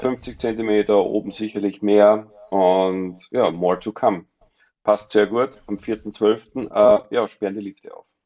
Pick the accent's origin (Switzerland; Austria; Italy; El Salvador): Austria; Mondsee, Upper Austria; moved away as an adult; now in Pinzgau, Austria; bin ja ursprünglich Oberösterreicher vom Mondsee, aber war als kleiner Junge schon